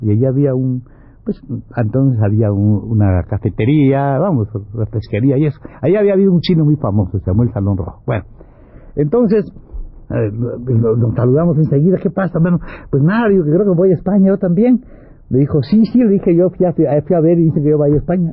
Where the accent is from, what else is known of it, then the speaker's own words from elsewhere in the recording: Mexico; I am Mexican. I am Mexican. No, Mexican, really